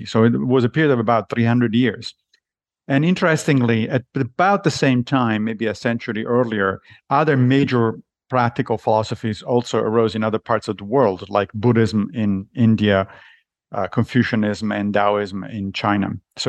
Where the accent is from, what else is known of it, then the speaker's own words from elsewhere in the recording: Rome, Lazio, Italy; I grew up in Italy, in Rome, and so when I was young, I was a Catholic. But I left the church when I was a teenager.